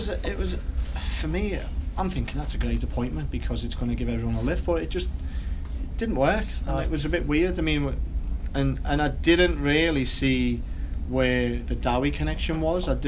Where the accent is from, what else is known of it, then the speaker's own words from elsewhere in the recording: Wigan, North West England, United Kingdom; because I come from Wigan where it was really a working class club.